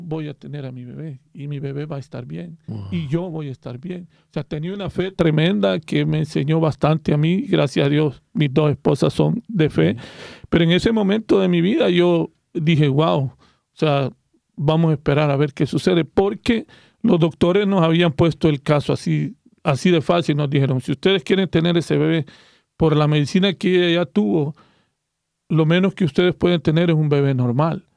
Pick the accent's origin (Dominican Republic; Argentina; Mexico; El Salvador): El Salvador; soy del Salvador